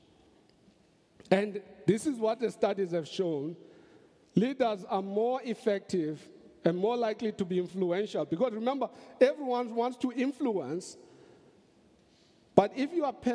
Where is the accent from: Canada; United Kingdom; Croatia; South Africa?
South Africa